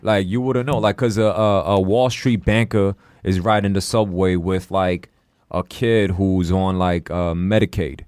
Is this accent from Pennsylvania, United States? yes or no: no; New York City, New York, United States; English is a second language; also born or lived in China; I grew up in Queens